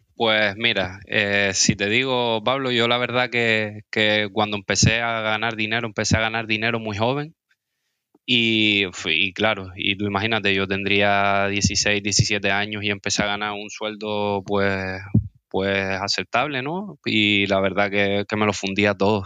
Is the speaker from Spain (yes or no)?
yes; Las Palmas de Gran Canaria, Canary Islands, Spain; yo soy de Las Palmas de Gran Canaria, tengo 27 años